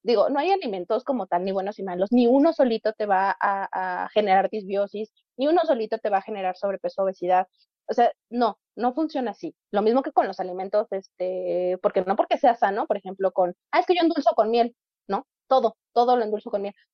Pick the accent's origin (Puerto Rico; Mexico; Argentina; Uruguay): Mexico; como población mexicana somos